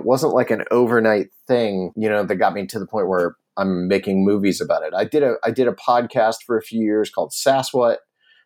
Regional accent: Bolivar, Ohio, United States; my hometown of Bolivar, Ohio

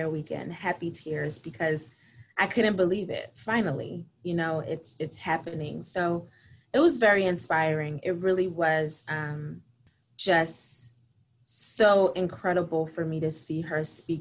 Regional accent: Philadelphia, Pennsylvania, United States; I am a Philadelphia native, daughter of two immigrants. So I'm Haitian American. I have been living in Philadelphia pretty much my entire life

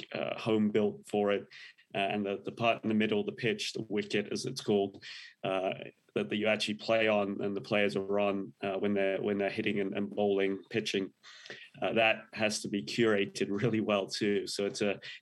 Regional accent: England, United Kingdom; moved away as an adult; now in Indianapolis, United States; I was a big cricket fan when I was growing up in England.

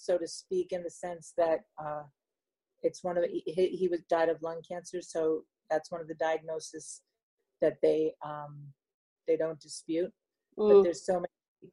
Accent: New York City, New York, United States; moved away as an adult; now in Rutherford, United States; I'm from Manhattan

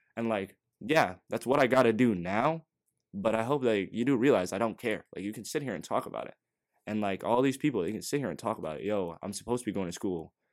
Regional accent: NoVA, Virginia, United States; we're from Nova

